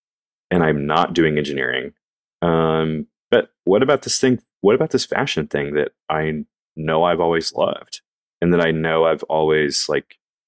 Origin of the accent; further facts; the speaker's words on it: the South, United States; I think especially growing up in the South and being a man and being told like, dude, you're going to have a family.